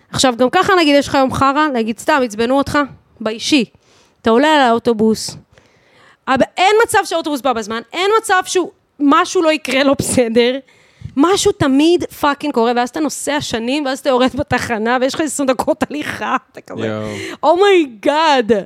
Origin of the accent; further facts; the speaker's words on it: Bat Yam, Tel Aviv District, Israel; אני מבת ים